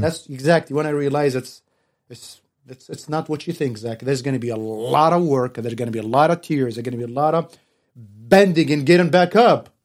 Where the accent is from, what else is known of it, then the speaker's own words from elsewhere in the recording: Tunisia; now in San Antonio, United States; I'm originally from Tunas, Northern Africa